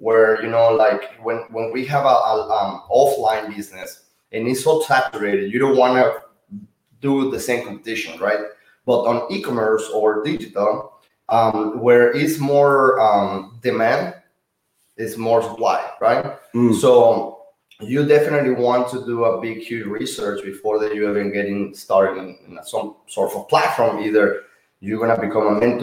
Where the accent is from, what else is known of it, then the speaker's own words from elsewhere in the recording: Monterrey, Nuevo León, Mexico; moved away as an adult; now in United States; I'm from Monterrey, Mexico. I grew up and born in Mexico, Monterrey. And I moved in when I was 22 years old to United States.